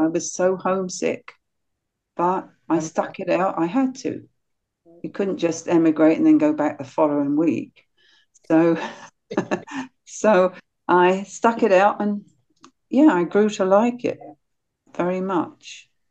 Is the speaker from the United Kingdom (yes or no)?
yes; South East England, United Kingdom; growing up in England as a young kid, incredible freedom. I had the ability to roam all over the South Downs